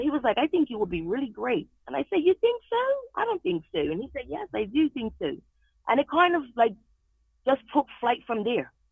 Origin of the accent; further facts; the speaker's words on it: Bermuda; moved away as an adult; now in New England, United States; I was born and raised in Bermuda